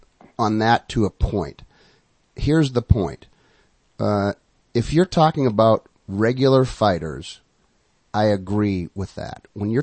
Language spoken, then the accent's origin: English; New England, United States; I'm from New England